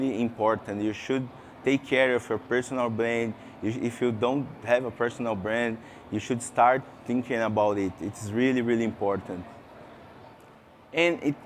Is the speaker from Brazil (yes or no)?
yes; Brazil; English is a second language; I came from Brazil, so excuse me for my English. It's not good. It's not my mother language